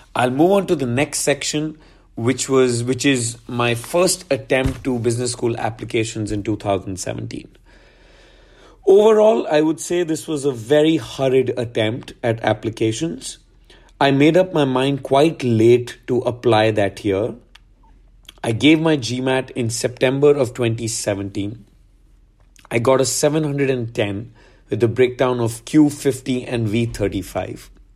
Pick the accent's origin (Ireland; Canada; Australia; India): India; Gurgaon, Haryana; also born or lived in New Delhi; I'm from Gurgaon. Um, I went for high school to D P S for Sant Kunjan, New Delhi